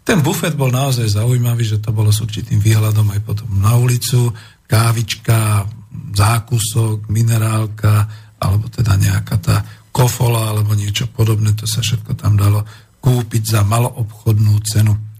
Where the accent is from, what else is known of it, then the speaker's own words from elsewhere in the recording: Bratislava, Bratislava Region, Slovakia; som taký starý, typický, narodený bratislavčan